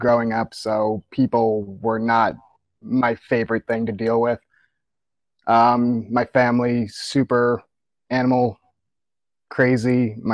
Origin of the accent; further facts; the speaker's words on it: Monroe Township, New Jersey, United States; I grew up in Monroe Township, New Jersey, Central Jersey, about an hour or so outside of Philly